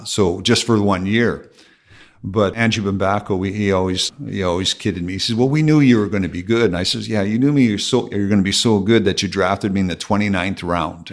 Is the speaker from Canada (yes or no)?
yes; Terrace Bay, Ontario, Canada; accent: Canadian; moved away; also born or lived in Calgary / Arizona; I grew up in Terre Haute, Ontario